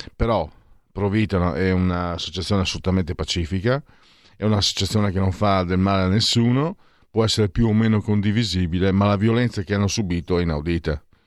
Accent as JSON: {"language": "Italian", "region": "Friuli-Venezia Giulia", "country": "Italy", "said": "io che vengo dal Friuli"}